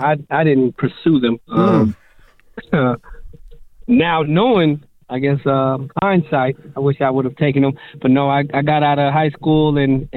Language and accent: English; Las Vegas, Nevada, United States; Born and raised Las Vegas, Nevada.